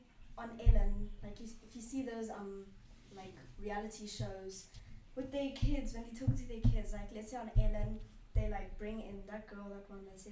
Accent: South Africa; as South African kids

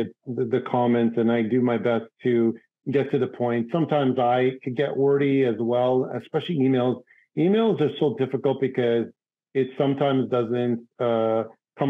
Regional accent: Toronto, Ontario, Canada; moved away as an adult; also born or lived in New York City; my hometown, Toronto, Canada

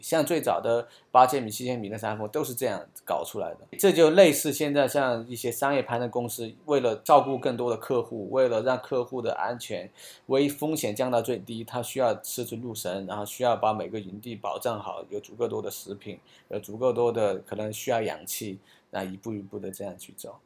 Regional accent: Sichuan, China; 我是四川人，我是四川人

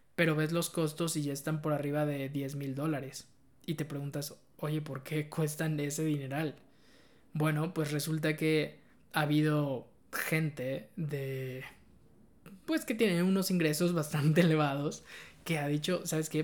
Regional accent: Mexico; soy mexicano

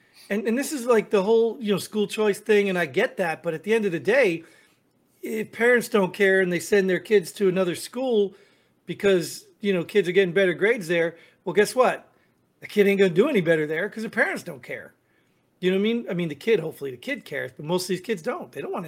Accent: New Jersey, United States; I mean, I came from New Jersey, one of the highest tax states in the country

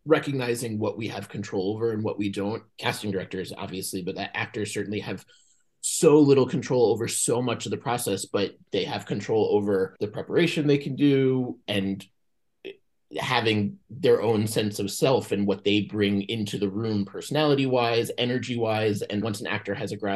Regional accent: Atlantic Beach, New York, United States; now in Los Angeles, United States; I grew up on Long Island in New York, just far Rockaway, a town called Atlantic Beach

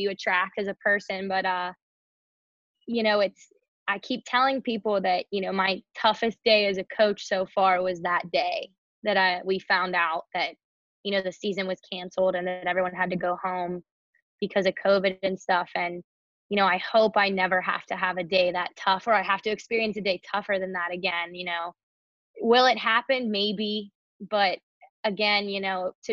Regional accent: Pittsburgh, Pennsylvania, United States; moved away as an adult; now in New York, United States; I'm from Pittsburgh, PA

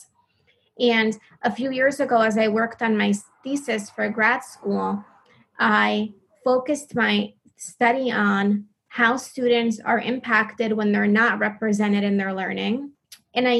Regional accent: New Jersey, United States; growing up in New Jersey

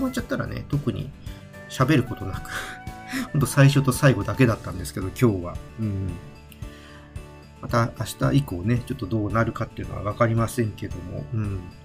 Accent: Tokyo, Japan; also born or lived in Saitama; 私はね、ずっと東京で生まれて、まあ、東京で育って、まあ一時期ね、埼玉に住んでたこともありますけども、人生のほとんどがね、まあ、東京、まあ関東でずっといたわけで

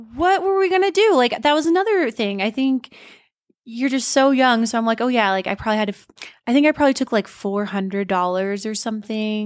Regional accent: Montana, United States; moved away as an adult; now in Denver, United States; we were born and raised in Montana, but we moved here a month before s Steen's twenty-first birthday. I was already twenty-one

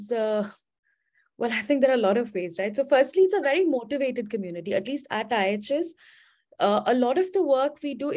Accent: India; moved away as an adult; now in United States; am from India. I think I'm based at, I'm based in the US now.

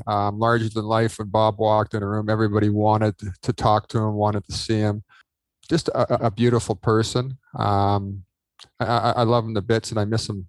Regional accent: Toronto, Ontario, Canada; I grew up in Mimico, Ontario, Canada.

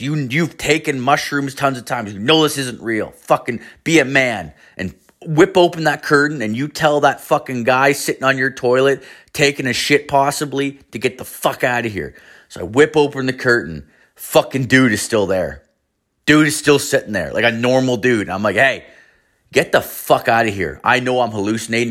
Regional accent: Canada; we're from Canada

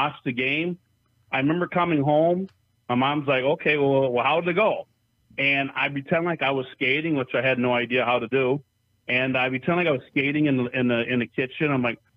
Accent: Minocqua, Wisconsin, United States; also born or lived in Upper Peninsula, Michigan; Lakeland High School in Monaco, Wisconsin.

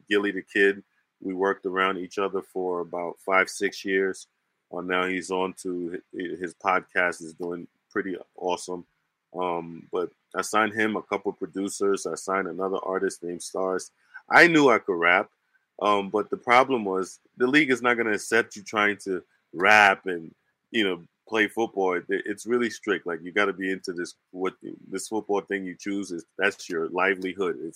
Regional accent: New Jersey, United States; And, and growing up in New Jersey, so in New mm. Jersey, it's all rappers up there.

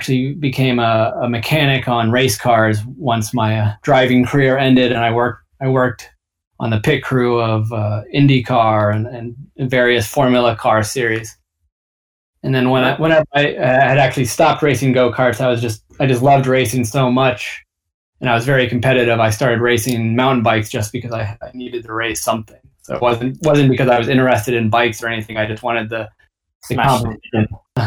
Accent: Alaska, United States; born there; also born or lived in Boston / Arkansas / Texas / New York; I was born in Alaska, and then kind of lived all over U.S. for various reasons. Lived in Alaska, Boston, Arkansas, Texas, and New York.

